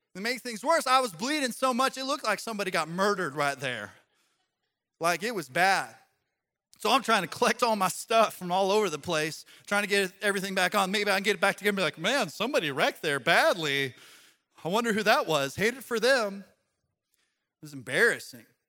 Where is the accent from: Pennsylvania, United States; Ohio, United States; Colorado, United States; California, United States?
Colorado, United States; Growing up in Colorado, I used to ski a lot